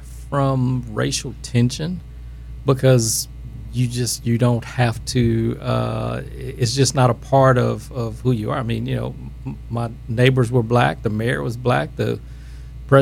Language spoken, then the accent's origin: English; Grambling, Louisiana, United States; my upbringing here